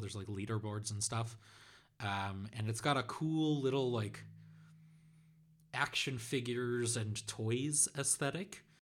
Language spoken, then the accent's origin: English; Netherlands; my home country of the Netherlands